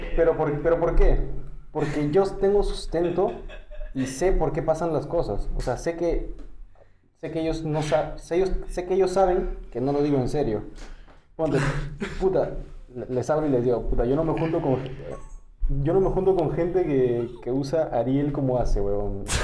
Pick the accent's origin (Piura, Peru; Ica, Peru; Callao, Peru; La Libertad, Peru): Callao, Peru; yo, que soy del Callao